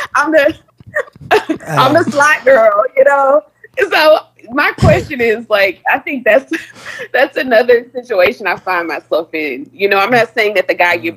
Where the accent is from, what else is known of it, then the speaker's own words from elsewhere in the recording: Houston, Texas, United States; I'm from Third Ward, you know. I'm from the hood